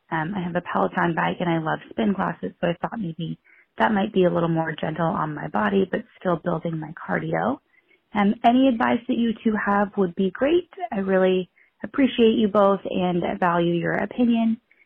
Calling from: Sacramento, California, United States; I'm calling from Sacramento, California.

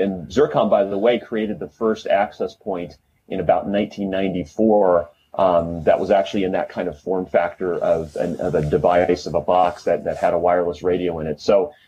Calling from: Los Angeles, California, United States; I'm VP of Product Marketing with Riverbed Xeris, and I am calling from Porter Ranch, California, which is just outside of Los Angeles.

